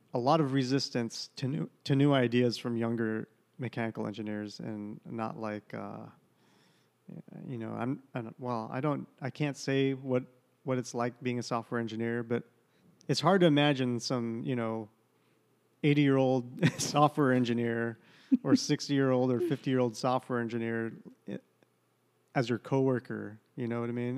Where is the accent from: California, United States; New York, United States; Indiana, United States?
California, United States; San Jose; moved away as an adult; now in Portland, United States; my hometown, San Jose, California